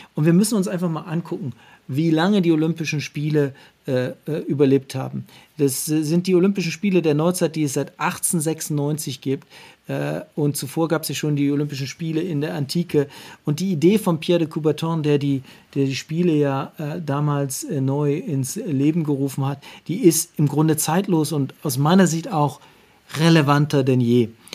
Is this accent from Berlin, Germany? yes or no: no; Wernigerode, Saxony-Anhalt, Germany; moved away; also born or lived in Cologne; Ich bin in der DDR groß geworden, in Wernigerode.